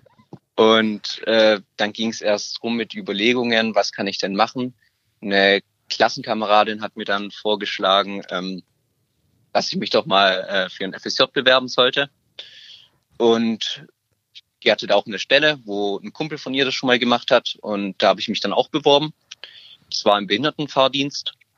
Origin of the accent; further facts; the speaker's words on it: Stuttgart, Baden-Württemberg, Germany; ich komme aus Stuttgart.